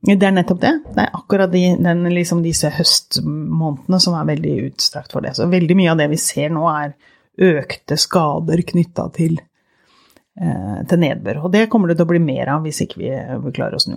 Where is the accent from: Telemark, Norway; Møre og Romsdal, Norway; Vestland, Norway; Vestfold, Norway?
Telemark, Norway; Porsgrunn; moved away as an adult; also born or lived in Oslo; jeg vokste opp i Porsgrunn, eller i grenlandsområdet.